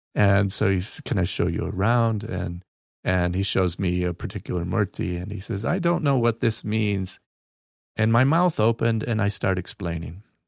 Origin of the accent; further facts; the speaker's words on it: Battle Creek, Michigan, United States; I'm from Battle Creek, Michigan, where cereal was invented